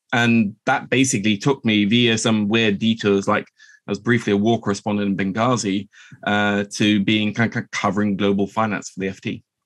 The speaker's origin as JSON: {"language": "English", "region": "Oslo", "country": "Norway", "tie": "born or raised there", "said": "I'm half Norwegian. I grew up here in Oslo"}